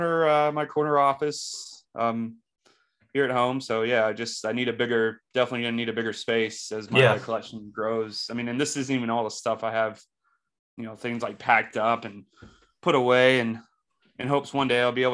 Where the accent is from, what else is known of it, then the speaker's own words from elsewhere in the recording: North Carolina, United States; growing up in North Carolina, being from North Carolina